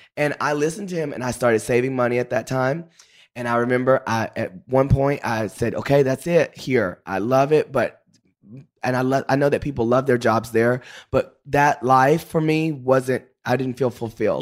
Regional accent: Paris, Texas, United States; also born or lived in Dallas; I grew up in Paris, Texas.

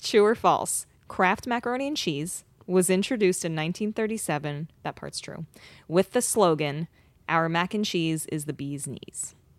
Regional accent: New Jersey, United States; It pains me to put this in there because I am from New Jersey, partially.

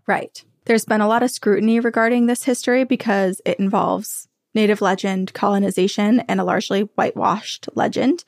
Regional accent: New England, United States; growing up in New England, the mountain range is here.

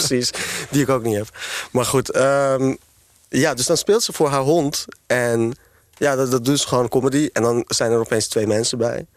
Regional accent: Amsterdam, North Holland, Netherlands; Ik ben opgegroeid voornamelijk in Amsterdam-West

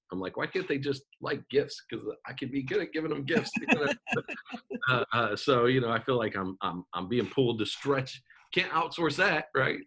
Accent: Omaha, Nebraska, United States; I grew up in Omaha, Nebraska

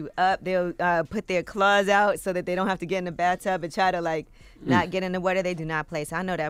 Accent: New York City, New York, United States; Growing up in Brooklyn

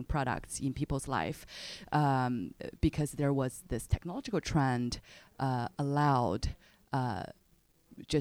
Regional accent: China; moved away as an adult; also born or lived in United States; I was born in China right after the Chinese economic reform, early 80s, 1983, and growing up in China, finished college

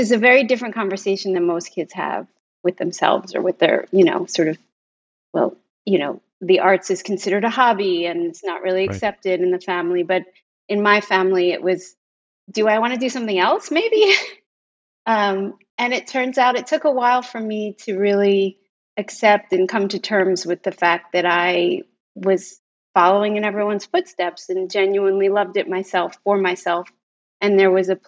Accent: Philadelphia, Pennsylvania, United States; I'm from Philadelphia

